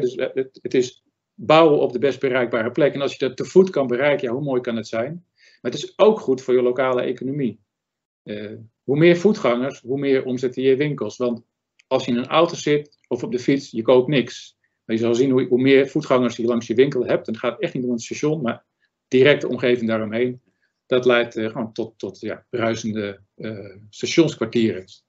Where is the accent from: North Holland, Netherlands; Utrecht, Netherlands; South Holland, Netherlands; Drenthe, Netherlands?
North Holland, Netherlands; Zaanstreek; Ik ben Zaankanter